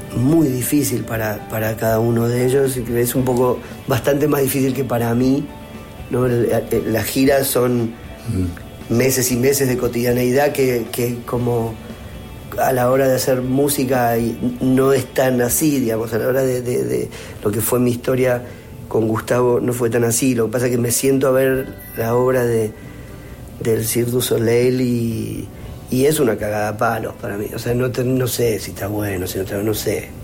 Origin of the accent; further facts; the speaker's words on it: Argentina; los viví como argentinos, los disfruté como argentinos